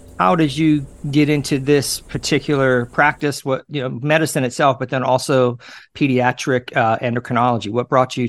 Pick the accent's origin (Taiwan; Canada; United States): United States; Florida; My home state of Florida